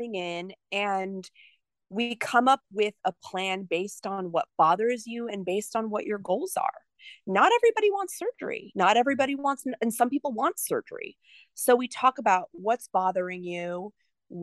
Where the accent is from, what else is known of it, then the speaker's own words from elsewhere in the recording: New Jersey, United States; moved away as an adult; also born or lived in Rhode Island / New York; now in Houston, United States; I'm from New Jersey